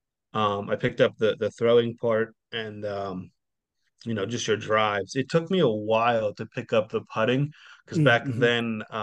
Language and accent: English; Sharon, Pennsylvania, United States; also born or lived in West Virginia; I grew up in Sharon.